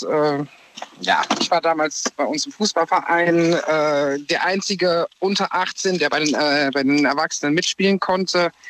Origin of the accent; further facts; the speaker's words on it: Koblenz, Rhineland-Palatinate, Germany; Ich komme aus der Ecke von Koblenz.